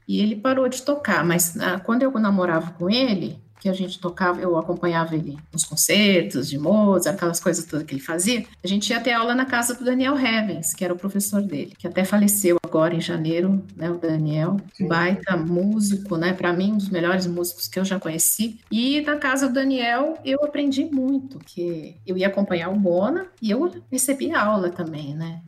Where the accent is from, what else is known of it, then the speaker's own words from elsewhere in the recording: São Paulo, Brazil; moved away as an adult; now in Bragança Paulista, Brazil; Sou de São Paulo, estudei música em São Paulo